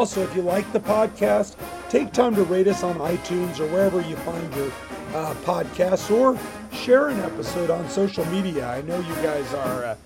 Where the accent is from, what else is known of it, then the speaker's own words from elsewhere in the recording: Hastings, Nebraska, United States; the ice cream shop I grew up next to in Hastings